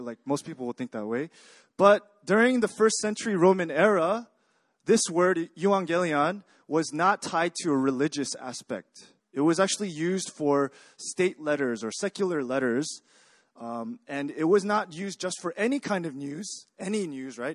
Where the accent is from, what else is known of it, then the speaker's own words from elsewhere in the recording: Texas, United States; moved away as an adult; now in Korea; I grew up in Texas. Uh, I came to Korea a few years ago